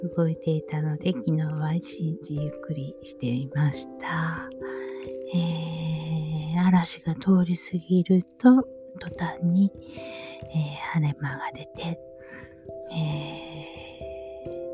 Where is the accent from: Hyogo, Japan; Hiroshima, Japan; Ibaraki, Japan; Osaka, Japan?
Osaka, Japan; now in Kameoka, Japan; 大阪でもね、私が生まれは谷町なんで